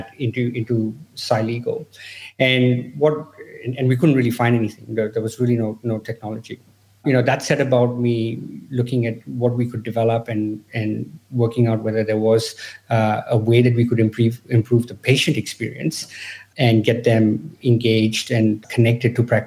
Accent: India; moved away; I'm originally from India.

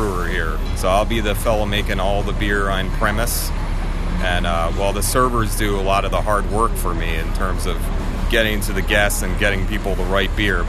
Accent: Philadelphia, Pennsylvania, United States; because Philadelphia is my hometown.

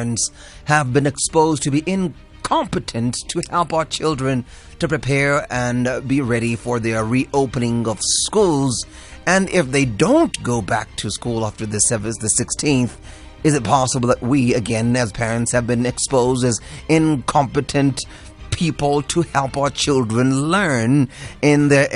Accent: Eastern Cape, South Africa; I'm from the Eastern Cape.

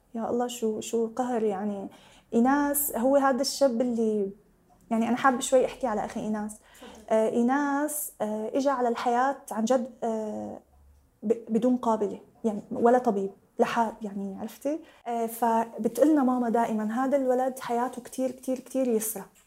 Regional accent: Syria; moved away as an adult; now in Lebanon; ولا بفكر اني ارجع على سوريا ابدا

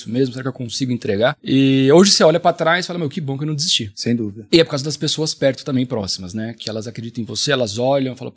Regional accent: Marília, São Paulo, Brazil; accent: caipira; moved away as an adult; also born or lived in Barueri, São Paulo; Eu sou de Marília, interior

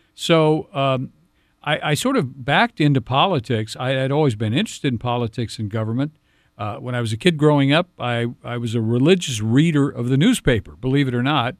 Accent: Cedar Falls, Iowa, United States; I grew up in Cedar Falls, uh, was born and raised in Cedar Falls, went to Cedar Falls High School.

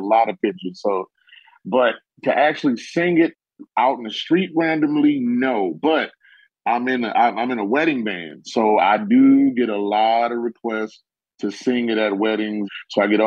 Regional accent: Detroit, Michigan, United States; I grew up, I'm born and raised in Detroit

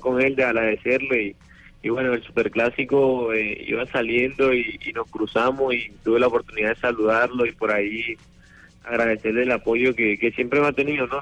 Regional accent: Colombia; moved away as an adult; now in Argentina; como colombiano

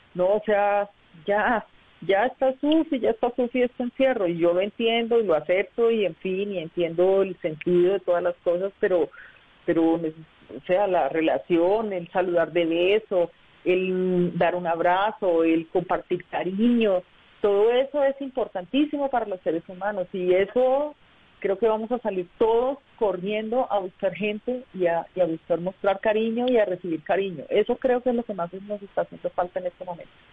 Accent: Socorro, Santander, Colombia; moved away as an adult; also born or lived in Bucaramanga; now in Bogotá, Colombia

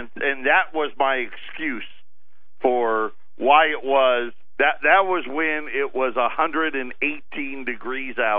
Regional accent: Syracuse, New York, United States; From Syracuse. I'd like to point that at my hometown.

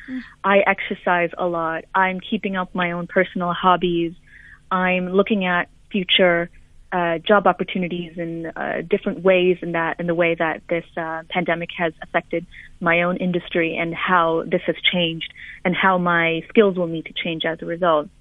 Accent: Budapest, Hungary; now in London, United Kingdom; my hometown of Budapest

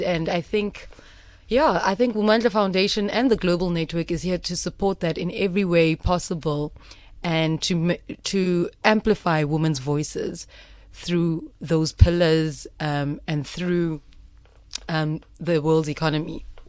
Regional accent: Gqeberha, Eastern Cape, South Africa; I'm from Eqhubekga, previously known as Port

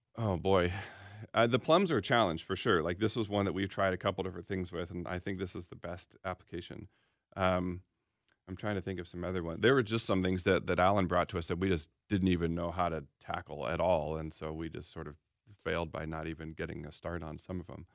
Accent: Seattle, Washington, United States; now in Minneapolis, United States; I'm from Seattle and in the Northwest

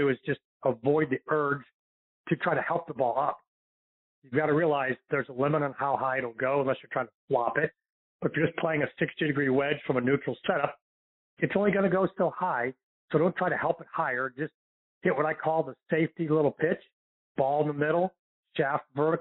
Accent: St. Louis, Missouri, United States; now in Florida, United States; my hometown of St. Louis

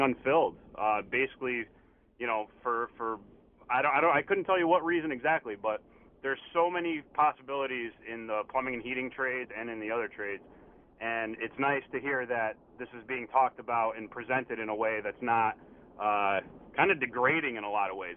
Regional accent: West Hartford, Connecticut, United States; I grew up in West Hartford

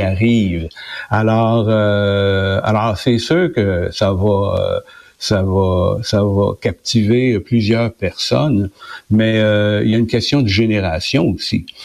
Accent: Quebec, Canada; chez nous au Québec

